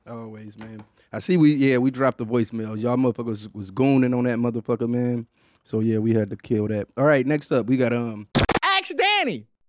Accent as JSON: {"language": "English", "town": "Detroit", "region": "Michigan", "country": "United States", "tie": "born or raised there", "said": "growing up in Detroit"}